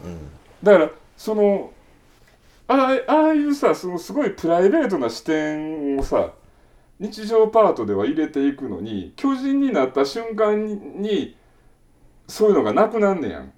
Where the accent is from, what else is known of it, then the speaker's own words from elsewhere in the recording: Kansai, Japan; 俺ら関西人やから